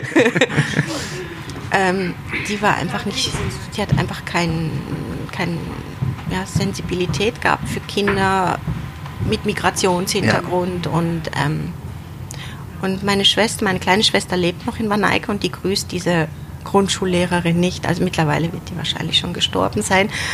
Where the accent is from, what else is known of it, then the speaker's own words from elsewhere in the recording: North Rhine-Westphalia, Germany; Vater ist 1964 nach Deutschland ausgewandert und meine Mutter ist 19, im Dezember 1966 nachgekommen. Mhm. Und ich bin neun Monate später auf die Welt